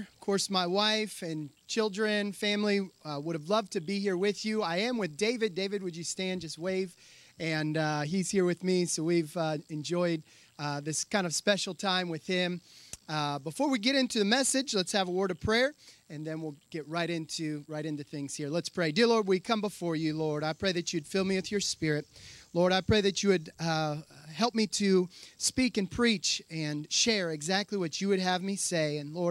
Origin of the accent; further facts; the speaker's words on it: Tanzania; I grew up there in Tanzania. I went when I was 10 years old.